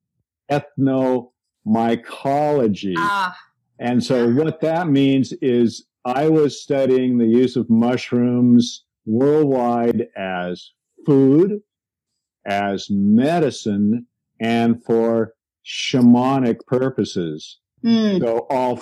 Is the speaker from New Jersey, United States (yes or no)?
no; Seattle, Washington, United States; I grew up in Seattle, and in Seattle, we have a maritime climate